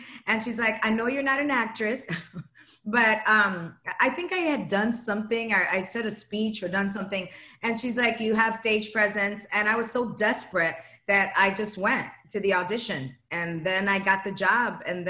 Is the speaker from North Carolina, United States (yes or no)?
no; Chicago, Illinois, United States; moved away; I'm from Chicago.